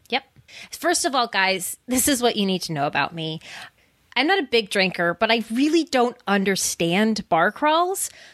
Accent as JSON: {"language": "English", "town": "Scranton", "region": "Pennsylvania", "country": "United States", "also_born_or_lived": "Bucks County, Pennsylvania", "moved": "yes", "said": "I am originally from Scranton, Pennsylvania"}